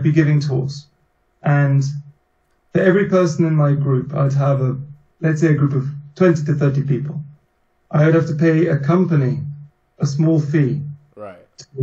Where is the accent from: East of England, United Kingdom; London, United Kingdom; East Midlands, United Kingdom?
East of England, United Kingdom; Norfolk; moved away as an adult; also born or lived in Berlin, Germany; now in Germany; I'm from England, from the east of England, from a place called Norfolk. But I've lived in Germany for about 10 years now.